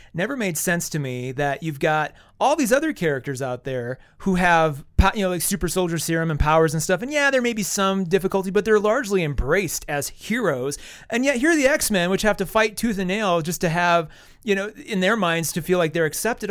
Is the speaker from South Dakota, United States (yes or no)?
yes; Wall, South Dakota, United States; moved away; I'm from Wall